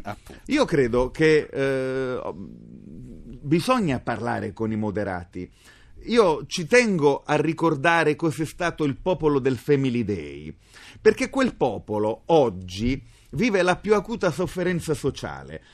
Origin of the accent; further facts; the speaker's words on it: Apulia, Italy; Io amo molto la mia identità di terrone, sono fierissimo di essere pugliese